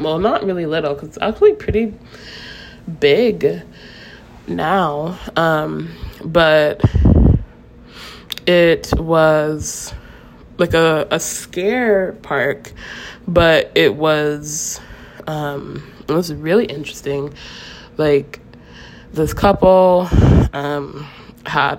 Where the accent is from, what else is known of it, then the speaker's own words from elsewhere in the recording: Ocala, Florida, United States; also born or lived in St. Leo, Florida / Gainesville, Florida; my hometown, which is Ocala, Florida.